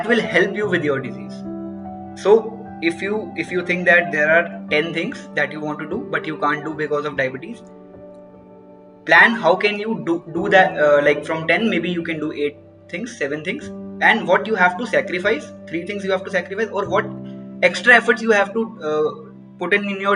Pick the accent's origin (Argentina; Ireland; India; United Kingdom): India; near Katra, Jammu and Kashmir; Like I was in Sri Mata Vaishno Devi University. It is near to my hometown only, Katra